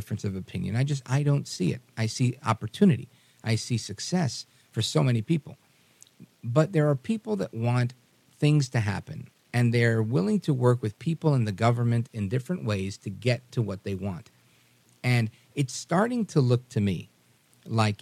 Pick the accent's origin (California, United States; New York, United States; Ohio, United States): New York, United States; New York City; I grew up in New York City with every race